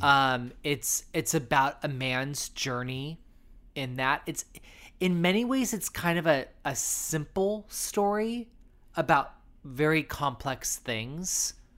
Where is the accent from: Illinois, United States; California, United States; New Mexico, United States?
California, United States; San Diego; I'm from San Diego, so I'm from Southern California.